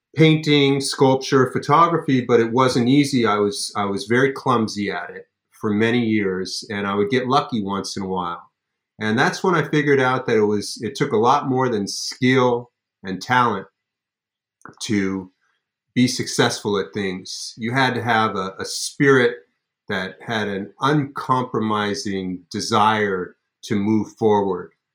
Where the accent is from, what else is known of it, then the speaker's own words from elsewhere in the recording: Los Angeles, California, United States; I grew up in Los Angeles